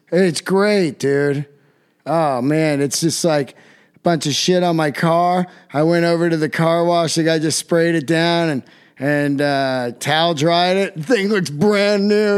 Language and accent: English; Yosemite, California, United States; I'm from Yosemite